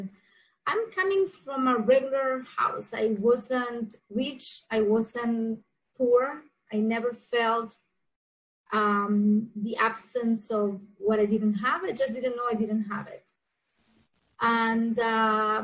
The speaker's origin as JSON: {"language": "English", "country": "Argentina", "second_language": "English", "moved": "as an adult", "lives_now": "South Florida, United States", "said": "I am originally from Argentina. I moved to USA, to South Florida, in 2001 after I got married."}